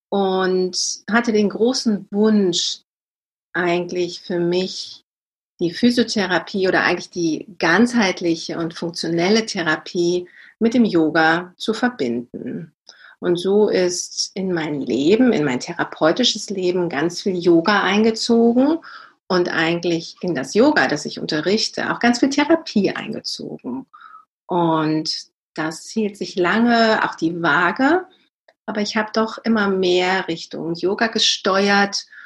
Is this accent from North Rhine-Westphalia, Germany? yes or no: no; Hanover, Lower Saxony, Germany; born there; now in Cologne, Germany; ich lebe in Köln schon seit über 20 Jahren bin aber gebürtige Hannoveranerin, tatsächlich aus Niedersachsen